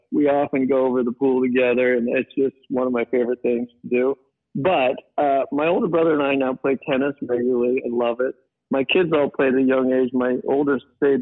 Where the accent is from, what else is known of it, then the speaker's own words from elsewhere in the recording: Modesto, California, United States; We grew up in Modesto.